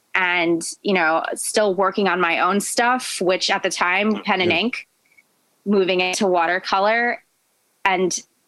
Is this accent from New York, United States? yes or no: yes; New York, United States; I came from New York, so I did some private lessons when I was younger.